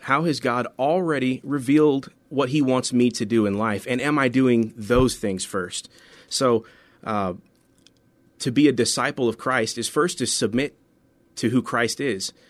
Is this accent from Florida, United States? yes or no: yes; central Florida, United States; moved away as an adult; also born or lived in Bristol, Tennessee / Memphis, Tennessee / Colorado; now in San Antonio, United States; most of my, uh, real childhood, high school, college was in Florida, in, uh, central Florida